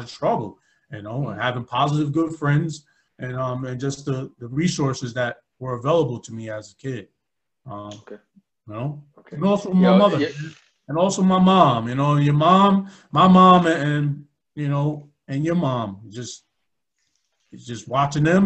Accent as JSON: {"language": "English", "town": "Albany", "country": "United States", "tie": "born or raised there", "said": "growing up in Albany"}